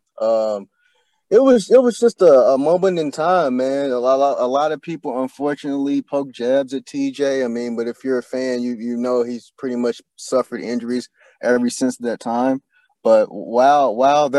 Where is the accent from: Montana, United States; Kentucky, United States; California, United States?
Kentucky, United States; Louisville; moved away as an adult; now in Indianapolis, United States; I'm originally from Louisville, Kentucky.